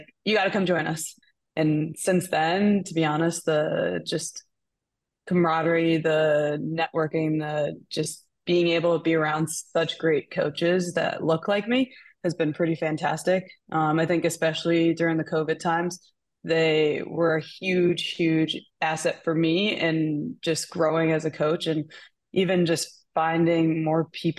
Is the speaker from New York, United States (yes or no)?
yes; Long Island, New York, United States; So I grew up on Long Island. I'm from Long Island originally